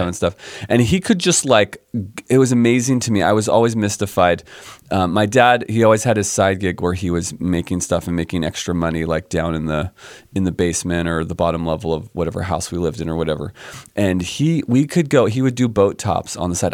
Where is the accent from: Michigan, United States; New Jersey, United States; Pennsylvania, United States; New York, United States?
Pennsylvania, United States; suburbs of Philadelphia; also born or lived in San Diego, California; I grew up on the East Coast. I grew up in the suburbs of Philadelphia